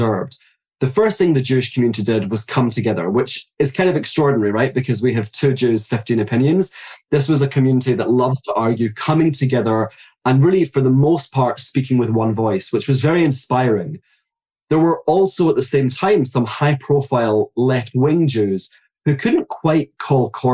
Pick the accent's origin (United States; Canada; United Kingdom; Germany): United Kingdom; Glasgow, Scotland; moved away as an adult; I grew up in Glasgow and I lived there actually the vast majority of my life.